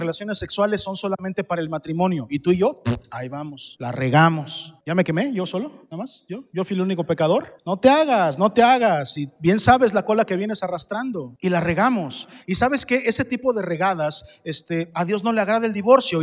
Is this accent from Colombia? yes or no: no; Mexico